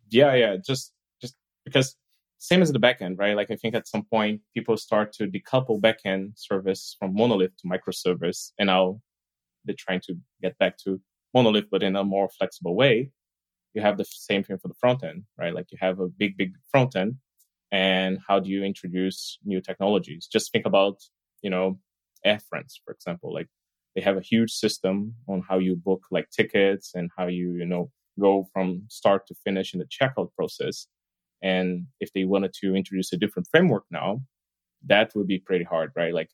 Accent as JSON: {"language": "English", "country": "Brazil", "moved": "yes", "lives_now": "Berlin, Germany", "said": "So, as you know, like … I'm actually from Brazil, so I've been living here in like Berlin for quite a while now."}